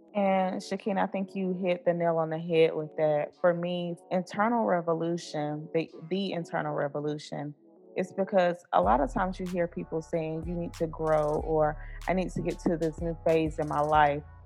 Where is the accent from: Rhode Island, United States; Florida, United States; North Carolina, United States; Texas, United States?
North Carolina, United States; Blue Ridge Mountains of; I'm from the Blue Ridge Mountains of North Carolina.